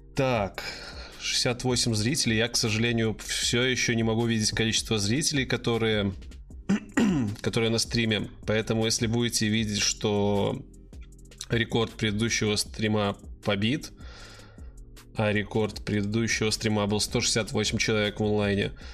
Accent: Belarus; Я из Беларуси

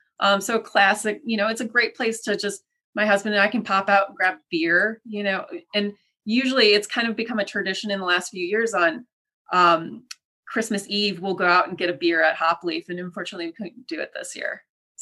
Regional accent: Midwest, United States; I'm a Midwesterner. I love food.

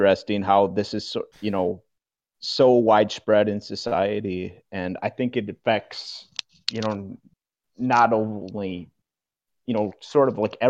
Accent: Wisconsin, United States; accent: Midwestern; I'm from Wisconsin.

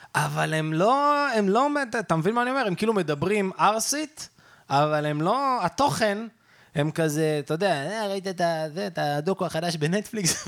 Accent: Netanya, Central District, Israel; אני גדלתי בנתניה

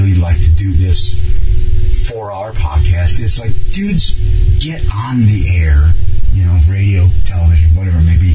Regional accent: Cleveland, Ohio, United States; I'm growing up in Cleveland

